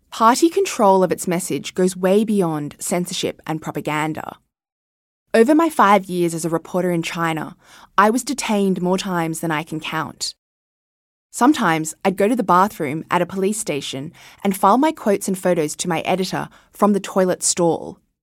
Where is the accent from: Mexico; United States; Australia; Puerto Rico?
Australia; Sydney, New South Wales; moved away as an adult; I was born and raised in Sydney, and in many ways, had a typical Australian childhood